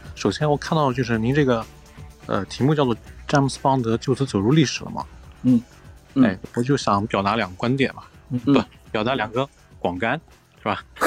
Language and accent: Chinese; China; 我们中国人看春晚